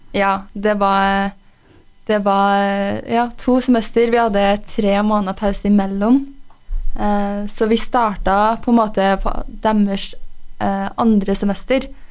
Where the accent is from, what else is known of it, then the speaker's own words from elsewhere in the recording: Røros, Trøndelag, Norway; jeg er jo fra Røros. Jeg er oppvokst her